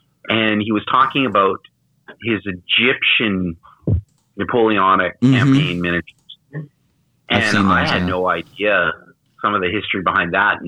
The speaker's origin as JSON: {"language": "English", "country": "Canada", "said": "I'm a Canadian, and I can definitely state that."}